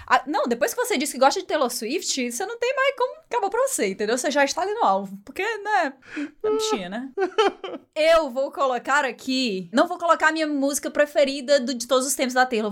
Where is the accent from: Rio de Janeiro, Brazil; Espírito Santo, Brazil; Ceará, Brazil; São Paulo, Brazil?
Ceará, Brazil; accent: cearense; eu sentia muito essa necessidade de tentar mascarar muito o meu sotaque em vários momentos, porque existia um estranhamento ainda muito grande com o sotaque cearense